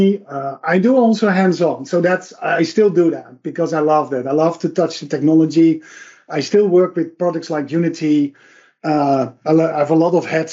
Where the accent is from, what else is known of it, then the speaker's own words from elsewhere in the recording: Netherlands; I'm from the Netherlands